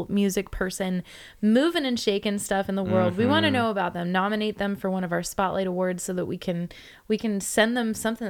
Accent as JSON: {"language": "English", "region": "California", "country": "United States", "said": "Yes, there's me here. I'm the Californian."}